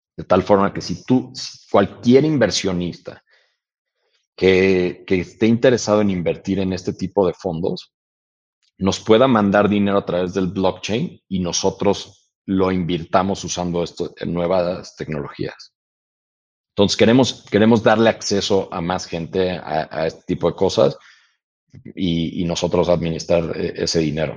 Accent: Mexico; also born or lived in United States; todos nosotros como mexicanos

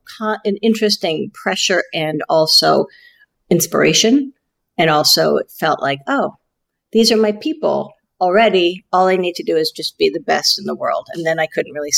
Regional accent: New York, United States; also born or lived in Malibu; I grew up in New York mostly, except for the few years we were in Malibu. I think it was in Malibu 3 years.

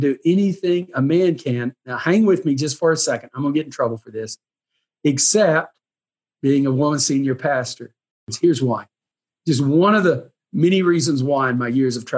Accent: Lindale, Texas, United States; When I grew up in Lindale, you know, David Wilkerson went to my dad's church

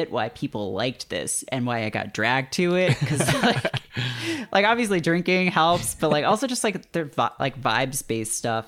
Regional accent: Hamilton, Ontario, Canada; my hometown, we did actually have a CFL team. We had the Hamilton Tiger Cats

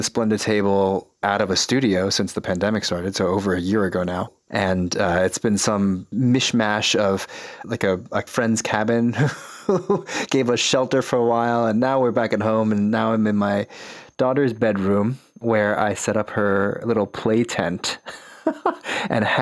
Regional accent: the Jersey suburbs, New Jersey, United States; I grew up in the Jersey suburbs, the child of immigrants from China.

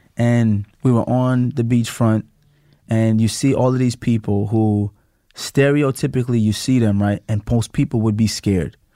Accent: New York City, New York, United States; growing up in Flatbush

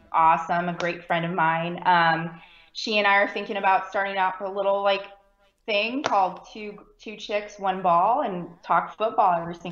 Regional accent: California, United States; now in Texas, United States; I'm actually from California. So, I was born and raised California

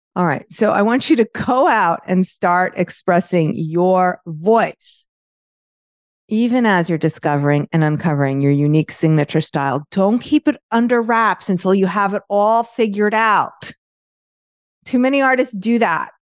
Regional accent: New York, United States; accent: New York; my New York accent

